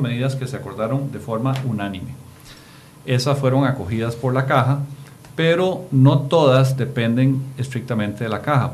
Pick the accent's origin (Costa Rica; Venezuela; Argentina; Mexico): Costa Rica